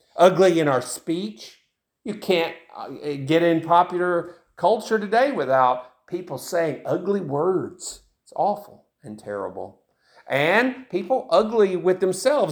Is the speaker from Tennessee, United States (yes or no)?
yes; Tennessee, United States; I grew up in Tennessee, and that's where I live right now, of course, and I've lived in Tennessee most of my life